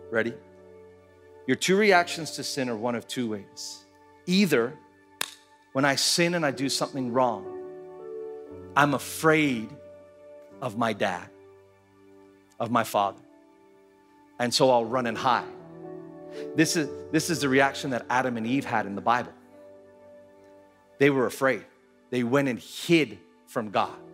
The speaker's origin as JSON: {"language": "English", "country": "Philippines", "tie": "born or raised there", "said": "When I grew up here in the Philippines in the late 80s and the early 90s, a ton, ton of kidnapping."}